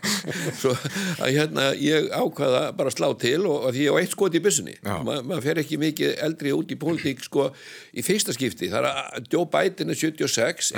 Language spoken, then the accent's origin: Icelandic; Iceland; ég er frá Íslandi